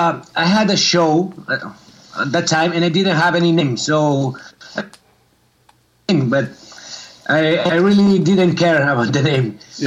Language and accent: English; near Barcelona, Catalonia, Spain; English is a second language; also born or lived in Sabadell; Murnau is an old warehouse located in my hometown, which is kind of near from Barcelona. It's half an hour from Barcelona.